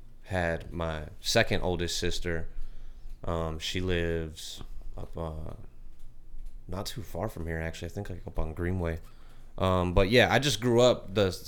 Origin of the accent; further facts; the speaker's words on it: Miami, Arizona, United States; Miami, Arizona. I'm born and raised in Miami, Arizona.